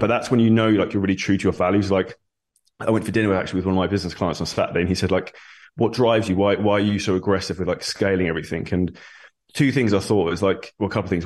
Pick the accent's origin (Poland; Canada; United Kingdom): United Kingdom; Surrey, South East England; moved away as an adult; now in Dubai, United Arab Emirates; Originally, I'm from Surrey in the U K, very grey and rainy.